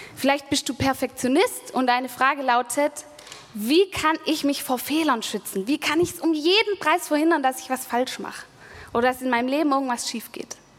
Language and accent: German; Germany; now in Stuttgart, Germany; an dem Bodensee, wo ich aufgewachsen bin